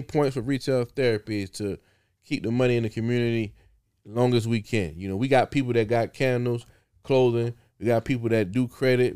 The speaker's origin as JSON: {"language": "English", "region": "South Carolina", "country": "United States", "said": "I'm from Carolina"}